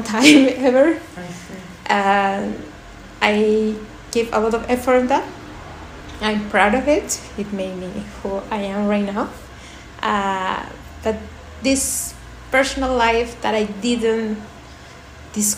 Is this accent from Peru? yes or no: yes; Lima, Peru; moved away as an adult; also born or lived in Spain / Belgium; now in Germany; I was born in Lima, in Peru. But I left Lima when I was 18 years old.